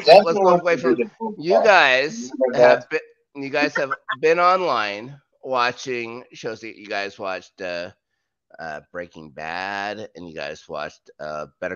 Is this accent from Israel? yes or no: no; Canada; as a Canadian citizen